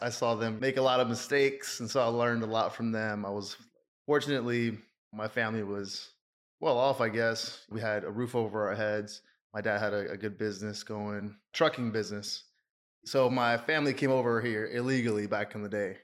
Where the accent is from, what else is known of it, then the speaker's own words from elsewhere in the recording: Austin, Texas, United States; I was born and raised in Austin, Texas